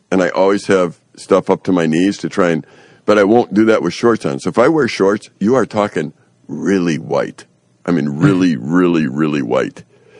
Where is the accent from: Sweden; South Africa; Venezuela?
Sweden; I said, you know, I'm from Sweden. We like white skin.